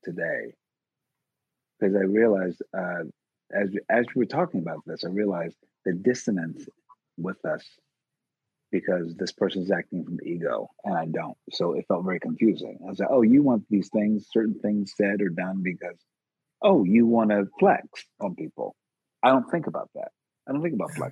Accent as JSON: {"language": "English", "town": "Philadelphia", "region": "Pennsylvania", "country": "United States", "tie": "born or raised there", "said": "I'm from West Philly in particular. born and raised"}